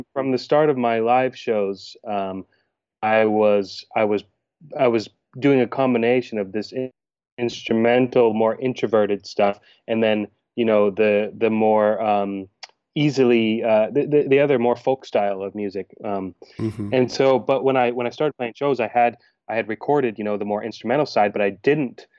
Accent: Oregon, United States; moved away; also born or lived in Maine, United States / Denmark; I was born in Maine in the countryside, and then my family got in a Volkswagen van and drove all the way over to Oregon when I was 3.5, 4 years old. And I grew up there

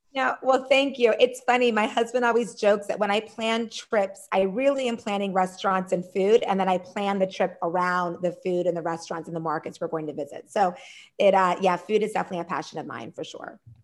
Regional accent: Pennsylvania, United States; moved away as an adult; also born or lived in Maryland; now in Washington, DC, United States; I am originally from Pennsylvania.

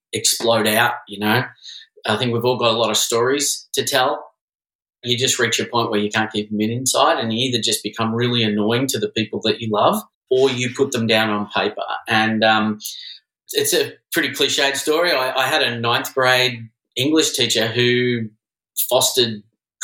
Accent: Melbourne, Victoria, Australia; moved away as an adult; also born or lived in London / Sydney / San Francisco / New York; now in Los Angeles, United States; I'm originally from Australia. I grew up in Melbourne.

